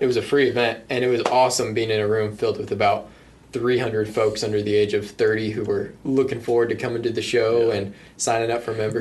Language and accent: English; New Mexico, United States; I grew up in New Mexico